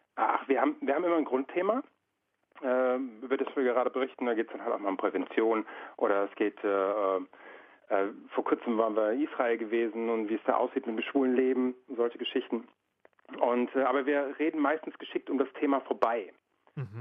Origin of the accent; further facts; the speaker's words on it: Frankfurt, Hesse, Germany; wir kommen aus Frankfurt